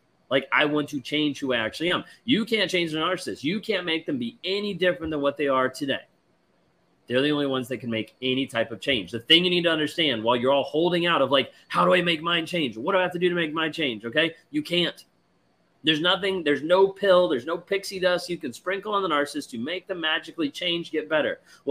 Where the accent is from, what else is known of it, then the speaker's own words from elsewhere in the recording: United Kingdom; My ex is Spanish. I'm British. He lived in the UK with me for a year and didn't speak English.